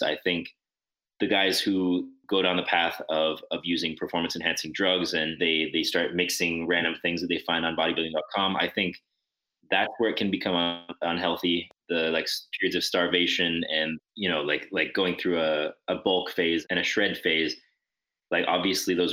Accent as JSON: {"language": "English", "region": "New Mexico", "country": "United States", "tie": "born or raised there", "moved": "as an adult", "lives_now": "Montreal, Canada", "said": "I'm originally from New Mexico"}